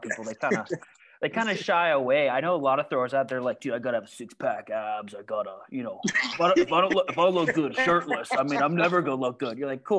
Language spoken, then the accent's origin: English; Southern California, United States; we're both from Southern California.